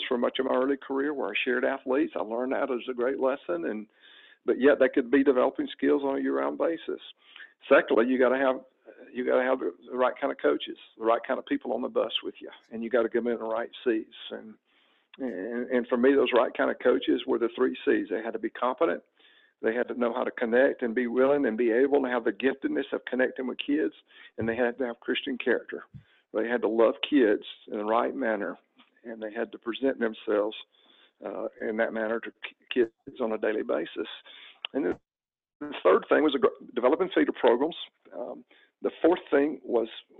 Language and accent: English; Alabama, United States; moved away as an adult; now in Atlanta area, United States; about 10 years into coaching in Alabama, I made the big move and we decided to come to the Atlanta area where her family was and leave my home state where I'd grown up